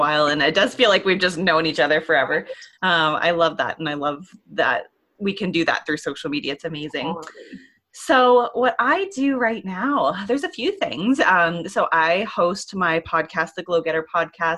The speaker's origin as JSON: {"language": "English", "region": "Ontario", "country": "Canada", "also_born_or_lived": "Alberta", "moved": "as an adult", "said": "I'm originally from Ontario here in Canada."}